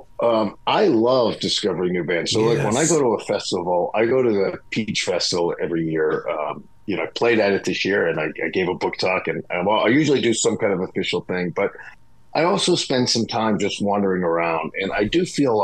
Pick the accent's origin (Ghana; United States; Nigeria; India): United States; Pittsburgh, Pennsylvania; I grew up in Pittsburgh